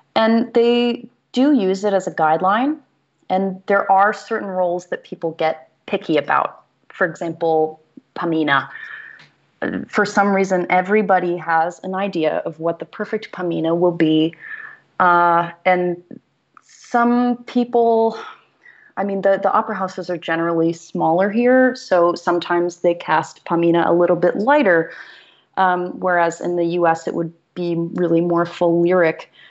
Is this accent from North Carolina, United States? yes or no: yes; Greensboro, North Carolina, United States; moved away; I didn't have opera in my hometown. Um, I'm from Greensboro, North Carolina.